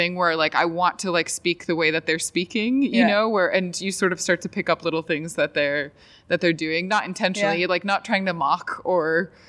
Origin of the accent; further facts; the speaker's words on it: Vancouver, Washington, United States; moved away as an adult; also born or lived in Minnesota / France / Ireland / Scotland; now in Chicago, United States; I grew up in Vancouver, Washington, which is a town right next to Portland, Oregon. So I grew up in the US, went to college in the Midwest and then moved to Europe. So I lived in France, Ireland, Scotland